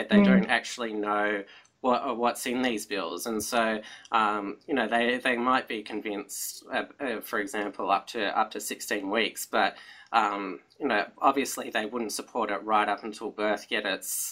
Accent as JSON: {"language": "English", "region": "Victoria", "country": "Australia", "said": "my home state of Victoria"}